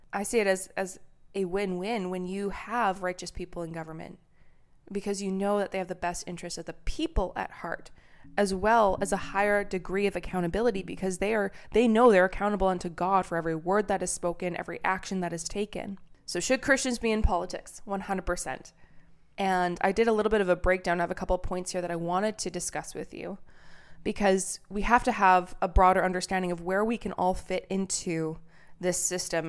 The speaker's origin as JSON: {"language": "English", "country": "Canada", "moved": "yes", "lives_now": "United States", "said": "I'm a Canadian who moved to America"}